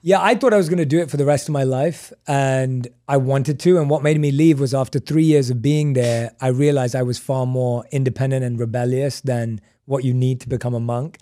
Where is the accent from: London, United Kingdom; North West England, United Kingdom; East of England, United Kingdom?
London, United Kingdom; moved away as an adult; I was born and raised in London